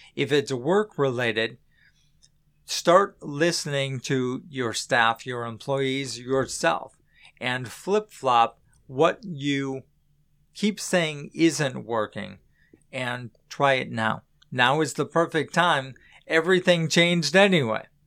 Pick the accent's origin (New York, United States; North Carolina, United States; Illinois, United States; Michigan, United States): Illinois, United States; Chicago; moved away as an adult; now in Florida, United States; I'm from Chicago